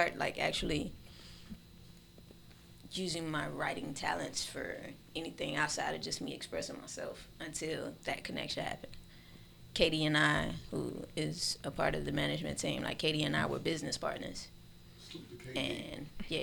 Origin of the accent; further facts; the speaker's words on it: Miami, Florida, United States; I was born and raised in Miami-Dade